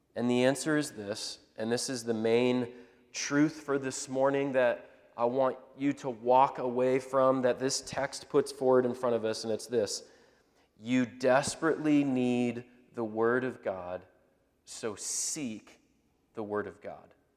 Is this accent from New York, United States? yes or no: no; Indianapolis, Indiana, United States; we're from up in Indianapolis area